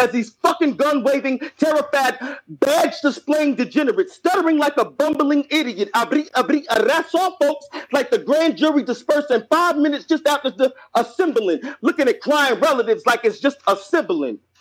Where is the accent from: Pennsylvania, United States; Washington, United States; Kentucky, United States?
Kentucky, United States; Lexington; now in North Carolina, United States; I'm from Kentucky, Lexington, Kentucky, 859